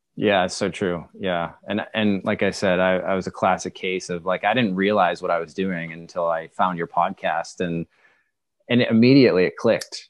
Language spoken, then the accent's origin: English; Maine, United States; I, I'm from the Northeast. I'm from Maine.